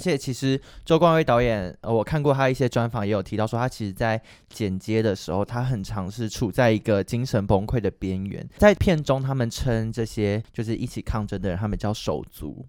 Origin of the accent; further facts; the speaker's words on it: Taiwan; 身为台湾人